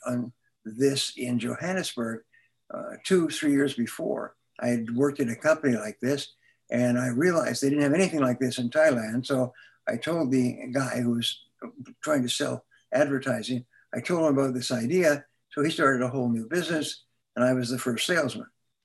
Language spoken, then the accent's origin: English; Vancouver, British Columbia, Canada; moved away as an adult; I grew up in Vancouver, British Columbia